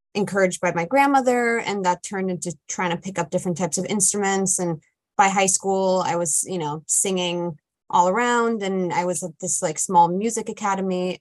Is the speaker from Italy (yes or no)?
yes; Italy; I grew up in Italy